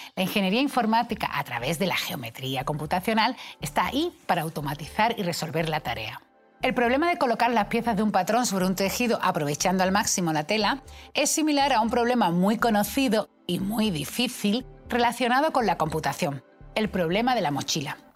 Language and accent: Spanish; Seville, Andalusia, Spain; yo soy matemática y sevillana